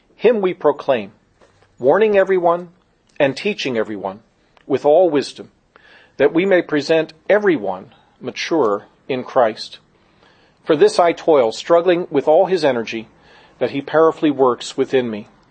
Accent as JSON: {"language": "English", "town": "Gettysburg", "region": "Pennsylvania", "country": "United States", "tie": "born or raised there", "said": "I grew up in Gettysburg, Pennsylvania"}